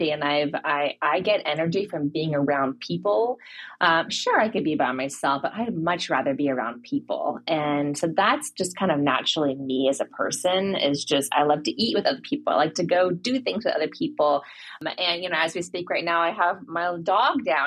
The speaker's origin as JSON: {"language": "English", "town": "Seattle", "region": "Washington", "country": "United States", "also_born_or_lived": "California", "moved": "as an adult", "lives_now": "Ohio, United States", "said": "I'm from Seattle, small family, very tight family"}